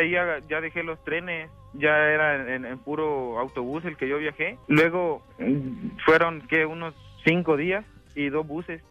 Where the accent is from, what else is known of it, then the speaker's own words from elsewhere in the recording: El Salvador; moved away; Yo soy salvadoreño